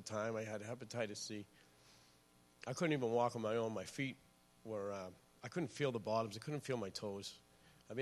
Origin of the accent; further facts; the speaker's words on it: Lynn, Massachusetts, United States; I'm from Lynn, Massachusetts. I grew up actually all over the North Shore